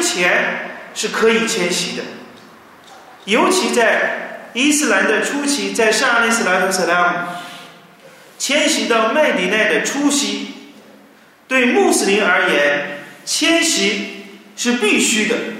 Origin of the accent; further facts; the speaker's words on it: China; 我们中国人